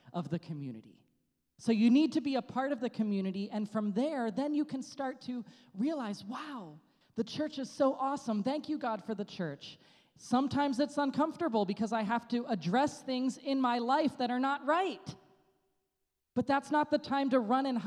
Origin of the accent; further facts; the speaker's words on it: United States; moved away; in my home country, USA